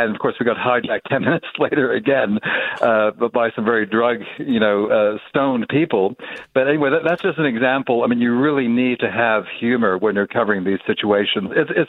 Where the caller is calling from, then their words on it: Geneva, Switzerland; I'm calling from Geneva, Switzerland.